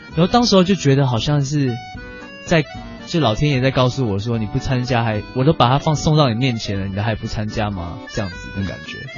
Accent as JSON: {"language": "Chinese", "country": "Singapore", "said": "我是来自新加坡的"}